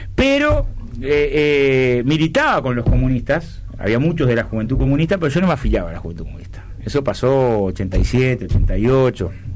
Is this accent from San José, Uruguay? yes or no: no; Villa Felicidad, Canelones, Uruguay; also born or lived in La Teja, Montevideo; Yo nací en, el Hospital de Canelones. Soy de Villa Felicidad, pero nací en el Hospital de Canelones.